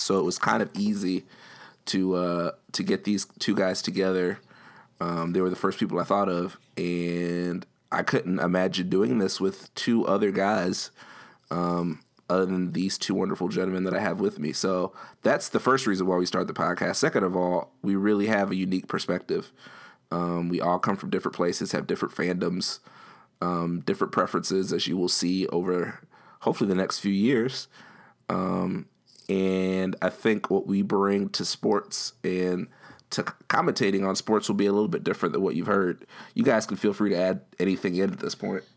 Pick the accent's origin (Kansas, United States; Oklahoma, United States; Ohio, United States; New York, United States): New York, United States; moved away; also born or lived in New Jersey; I was born in New York and lived in New Jersey